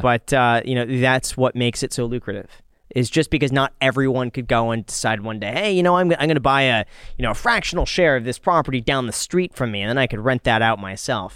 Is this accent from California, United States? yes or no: yes; Los Angeles, California, United States; when I grew up in Los Angeles